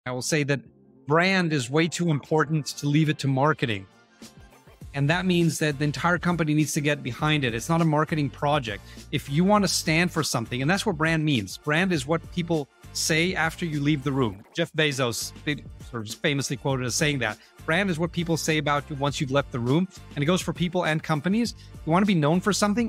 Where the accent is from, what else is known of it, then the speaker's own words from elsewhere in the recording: Israel; I was born and raised in Israel